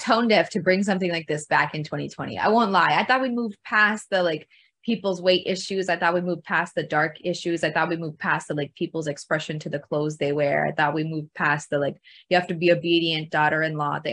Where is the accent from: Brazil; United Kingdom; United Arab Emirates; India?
India; moved away; we were actually born and raised in India before we moved here